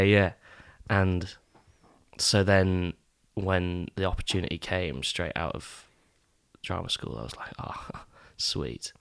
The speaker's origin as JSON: {"language": "English", "area": "East Neuk", "region": "Scotland", "country": "United Kingdom", "tie": "born or raised there", "also_born_or_lived": "England", "said": "I grew up in the East Nuke"}